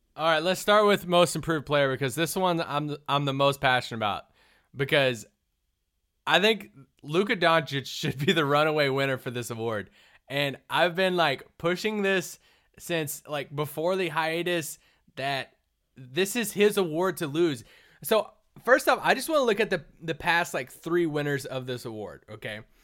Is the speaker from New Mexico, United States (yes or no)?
no; Kentucky, United States; I'm from Kentucky